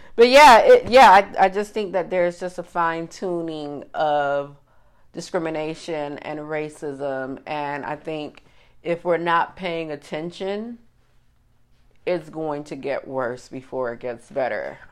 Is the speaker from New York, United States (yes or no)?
no; Miami, Florida, United States; growing up in Miami